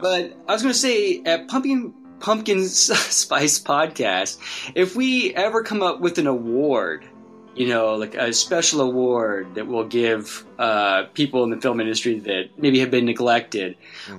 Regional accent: Wichita, Kansas, United States; my hometown of Wichita, Kansas. I was just like a little kid

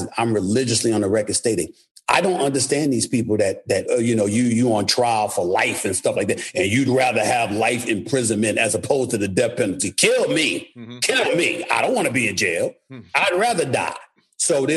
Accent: New York City, New York, United States; I was born and raised in New York City, but my family's from St. Thomas, St. Croix, Antigua, Anegada

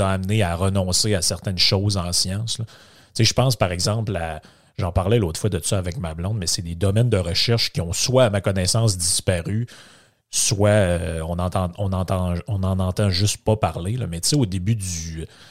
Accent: Quebec, Canada; je viens du Saguenay-Lac-Saint-Jean.

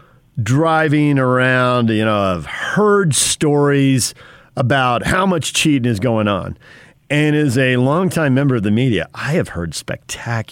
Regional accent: Spring Valley, California, United States; And then in junior high and high school, between 7th and 8th grade, we moved out to kind of the eastern edge, Steel Canyon

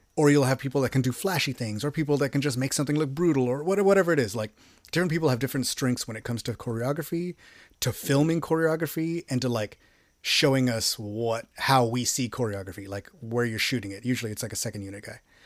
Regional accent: Texas, United States; I'm from Texas

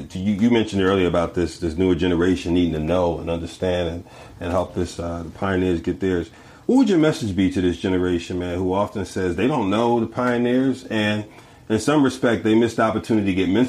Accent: Philadelphia, Pennsylvania, United States; I'm from the East Coast, from Philly.

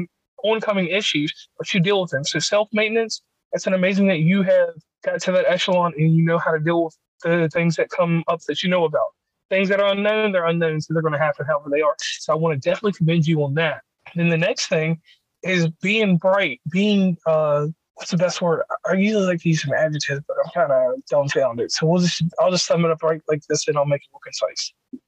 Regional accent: West Virginia, United States; from West Virginia Uncommon Place.

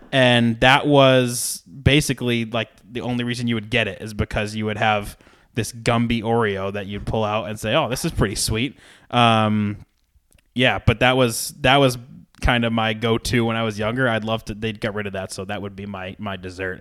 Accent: Rhode Island, United States; In Rhode Island, where I'm from.

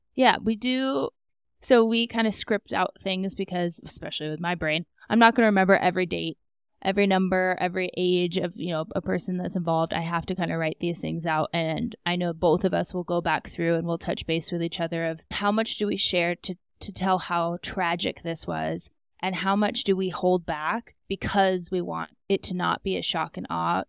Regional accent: Alaska, United States; also born or lived in Scottsdale; now in Denver, United States; I'm from Alaska. My parents are still up there

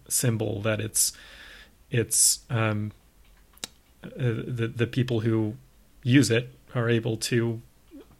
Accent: the South, United States; You and I both grew up in the South

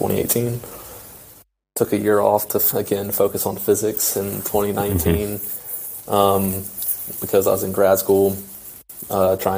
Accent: Baton Rouge, Louisiana, United States; moved away as an adult; also born or lived in Oklahoma; I'm from Baton Rouge, Louisiana. Grew up in a little town 45 minutes outside of Baton Rouge

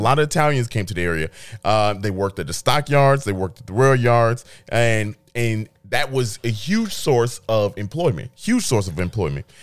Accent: Chicago, Illinois, United States; I'm from Chicago

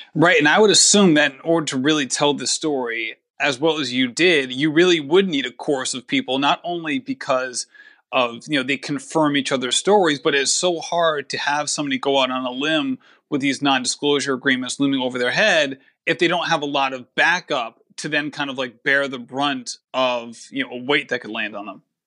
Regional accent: Barrington, Rhode Island, United States; also born or lived in Coventry, Rhode Island; I grew up in Barrington

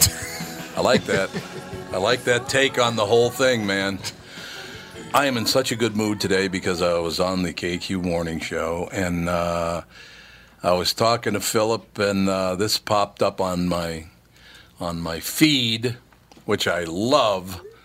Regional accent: California, United States; as a Californian, I'm a minority

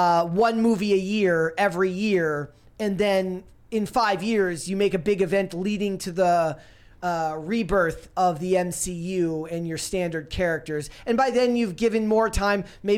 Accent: Minnesota, United States

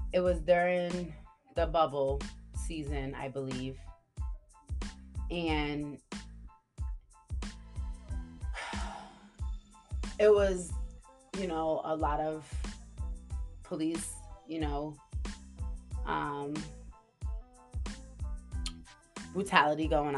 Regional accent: Providence, Rhode Island, United States; I'm from Providence

